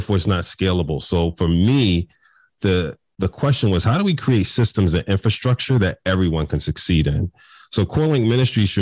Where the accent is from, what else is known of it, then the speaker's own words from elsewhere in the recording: Philadelphia, Pennsylvania, United States; I grew up in North Philadelphia, man, in Philly.